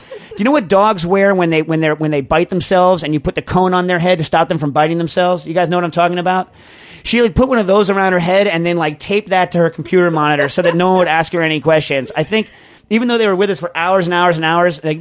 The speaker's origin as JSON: {"language": "English", "country": "United States"}